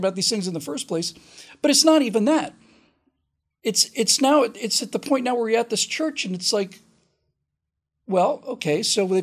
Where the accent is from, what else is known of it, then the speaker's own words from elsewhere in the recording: Florida, United States; I grew up in Florida, started going to Disney World in 72, but I was 13 by then.